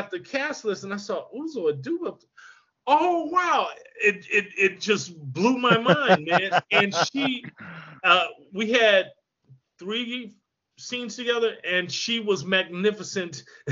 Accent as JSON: {"language": "English", "region": "Michigan", "country": "United States", "tie": "born or raised there", "said": "I grew up in Michigan"}